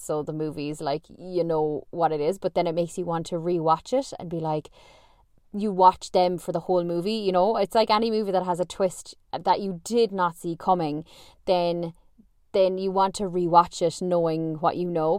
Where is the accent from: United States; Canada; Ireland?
Ireland; I'm Irish